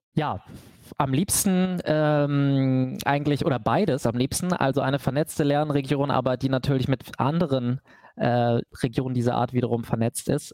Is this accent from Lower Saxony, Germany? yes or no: yes; Hanover, Lower Saxony, Germany; ich komme aus Hannover, aber dem Norden von Hannover